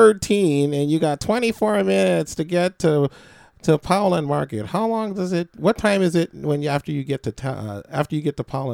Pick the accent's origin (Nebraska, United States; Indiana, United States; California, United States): California, United States; San Francisco; They called it the Fillmore, but it really wasn't. I was born in Broderick and Hayes, right by the Panhandle.